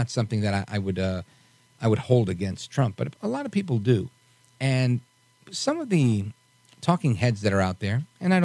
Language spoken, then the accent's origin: English; New York City, New York, United States; I'm a New Yorker